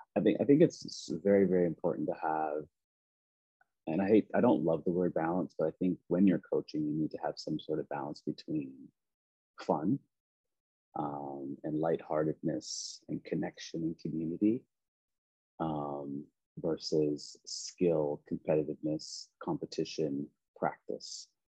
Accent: Preston, Nova Scotia, Canada; moved away; I grew up in a very small, I mean, small in a sense of like amount of people, but it, it was the largest Black community in Canada. Um, called Preston

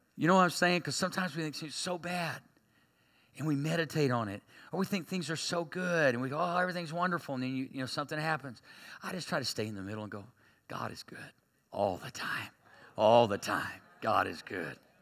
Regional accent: Berry Hill, United States; I grew up in Berry Hill. We had our own language

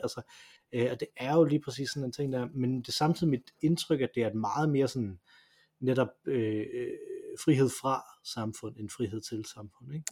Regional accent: Denmark; vi som danskere

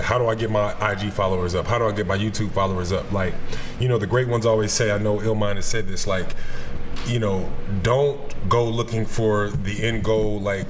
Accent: Columbus, Ohio, United States; I'm from Columbus, Ohio, yes.

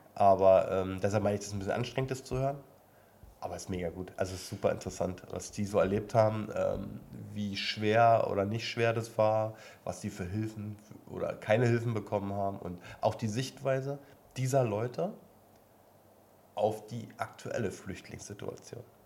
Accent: East Germany, Germany; bin ja mal geboren im Osten. Ehemals. Ossi quasi

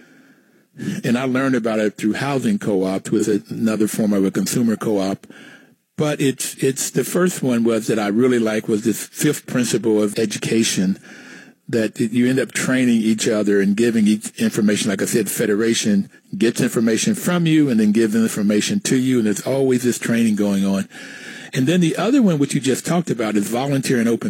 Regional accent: West Virginia, United States; growing up in West Virginia

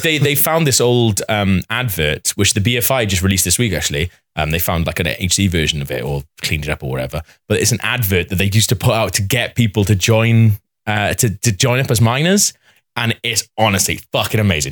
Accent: Wales, United Kingdom; as a Welsh person

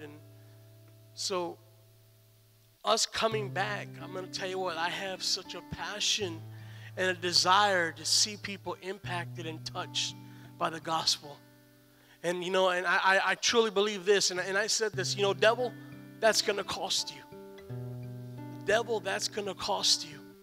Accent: San Antonio, Texas, United States; moved away; also born or lived in Stryker, Ohio; I'm from San Antonio

